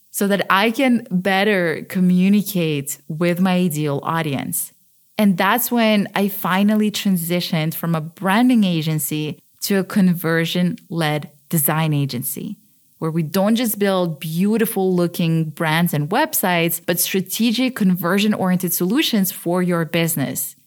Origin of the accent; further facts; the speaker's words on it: Switzerland; moved away as an adult; also born or lived in Ukraine / London, United Kingdom; I was born in Ukraine, but I grew up in Switzerland, where I live now